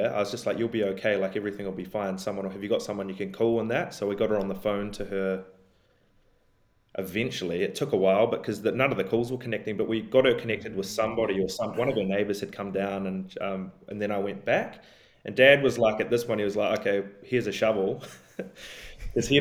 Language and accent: English; Nelson, New Zealand; moved away as an adult; also born or lived in Christchurch, New Zealand / Minneapolis, United States; now in Australia; I grew up in Nelson and Marlborough